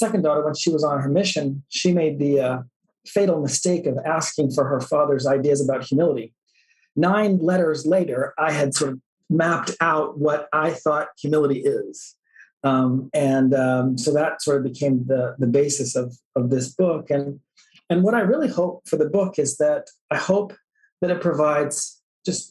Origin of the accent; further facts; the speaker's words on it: Oakton, Virginia, United States; Was a member of the church, active member of the church growing up in Northern Virginia